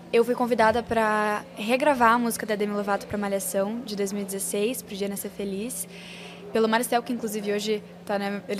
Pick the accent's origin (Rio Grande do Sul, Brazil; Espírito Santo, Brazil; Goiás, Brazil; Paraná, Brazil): Rio Grande do Sul, Brazil; Porto Alegre; born there; Eu nasci em Porto Alegre, mas a história é longa. Eu já morei em oito cidades e já passei por nove mudanças.